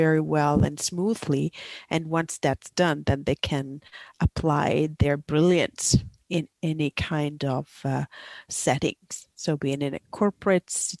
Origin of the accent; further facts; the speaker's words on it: Italy; moved away as an adult; also born or lived in Asia Pacific region; I'm originally from Italy, but I lived for 20 years in the Asia Pacific region